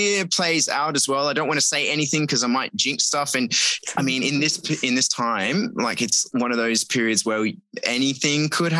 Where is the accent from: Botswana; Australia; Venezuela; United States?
Australia; now in Rotterdam, Netherlands; I'm originally Australian